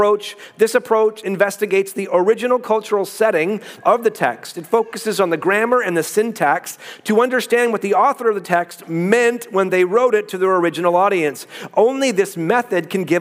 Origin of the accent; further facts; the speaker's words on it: Canada; I'm Canadian.